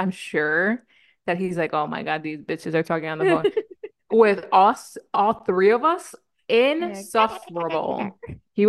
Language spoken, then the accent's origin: English; East Coast, United States; No, I honestly like growing up on the East Coast, I felt superior than most people because it was East Coast time.